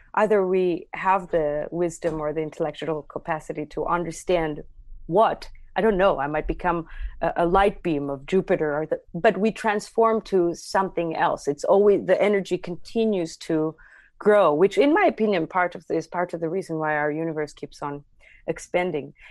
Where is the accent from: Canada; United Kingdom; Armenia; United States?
Armenia; Armavir, Armavir Province; English is a second language; moved away; growing up in Armenia, uh, it's a very patriarchal society